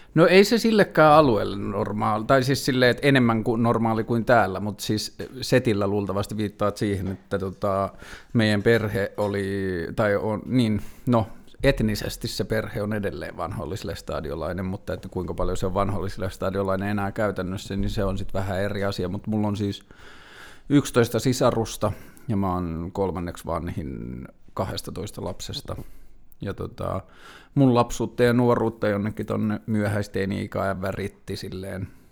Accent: Tornio, Lapland, Finland; now in Helsinki, Finland; mä oon kasvanut Torniossa

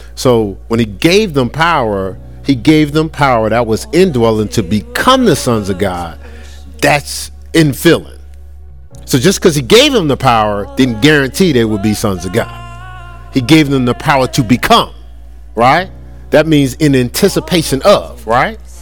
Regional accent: Newark, New Jersey, United States; I'm from Newark

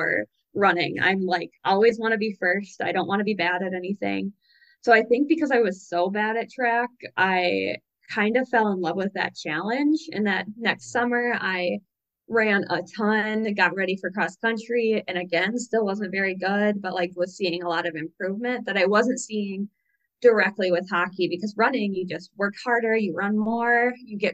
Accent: about 2 hours south of Duluth, Minnesota, United States; I grew up playing hockey because I'm a Minnesotan and that's what Minnesotans

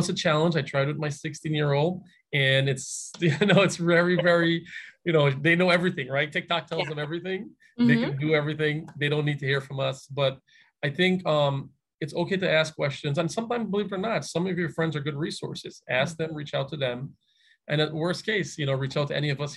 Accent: Hartford, Connecticut, United States; also born or lived in the Caribbean / Albany; now in Bloomfield, United States; I grew up in Hartford, grew up in the Caribbean, came to Hartford

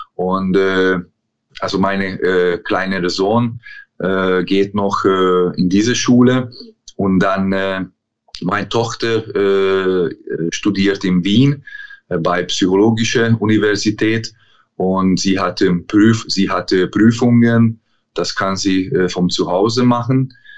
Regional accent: Szombathely, Vas, Hungary; German is a second language; moved away as an adult; also born or lived in Germany / England; die Stadt heißt äh, Szombathely, ist äh, schwer auszusprechen, aber das ist meine Heimatstadt. Ich habe hier, äh, bin ich hier aufgewachsen

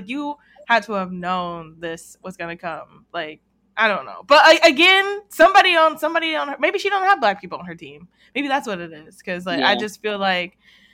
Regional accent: Atlanta, Georgia, United States; now in California, United States; I'm from Atlanta.

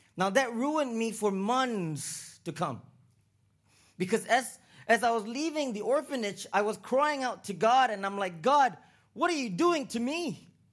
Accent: Singapore; also born or lived in Toronto, Canada / Vancouver, Canada / Los Angeles, United States; now in Uganda; I was born in Singapore

